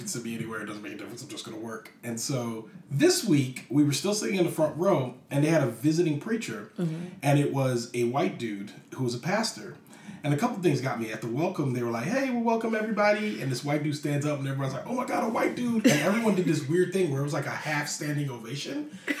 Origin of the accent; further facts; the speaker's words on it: Virginia, United States; also born or lived in Germany / New Jersey / Hawaii / California; I am from here. Okay, so my parents were military, and I was born in Germany. And then from Germany, I went to New Jersey, and then Hawaii, and then California. But I got to Virginia.